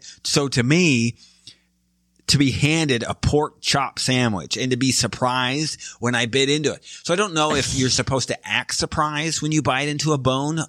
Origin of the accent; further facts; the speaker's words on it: southeastern Michigan, United States; I come from Michigan, right? I am southeastern Michigan. I live on the banks of Lake Erie. So between Detroit and Toledo, right? We make shock absorbers, car seats. So I'm not from the South. It's not a wealthy area.